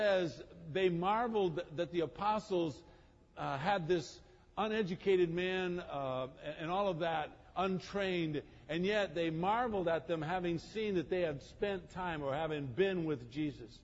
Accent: Croatia; I'm from Croatia.

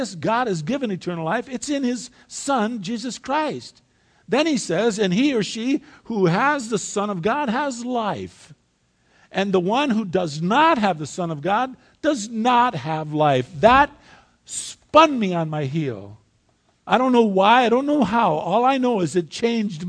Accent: United States; I was born in the United States of America

